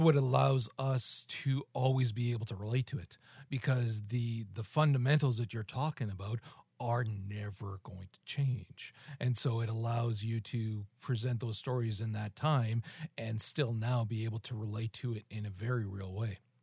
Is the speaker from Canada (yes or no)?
yes; Canada; I'm fucking Canadian